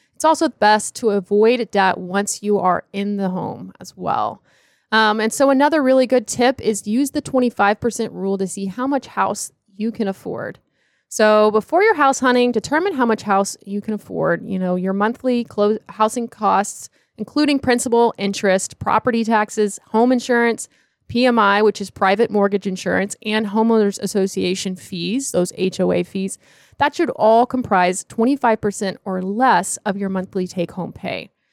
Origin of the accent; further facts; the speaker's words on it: Charlotte, North Carolina, United States; I'm from the Charlotte area, studied at Clemson University